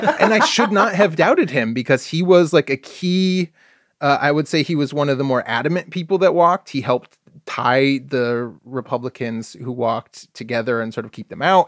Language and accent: English; Michigan, United States; now in Oregon, United States; I grew up in Michigan.